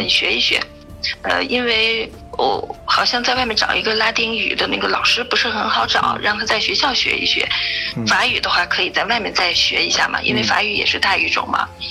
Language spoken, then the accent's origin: Chinese; China; first language Chinese; moved away as an adult; now in Germany; 中国，中文咱们不用说了，这是母语